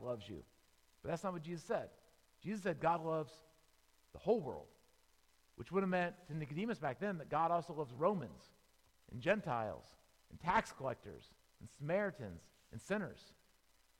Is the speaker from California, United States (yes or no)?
no; Tampa, Florida, United States; I grew up in Tampa, Florida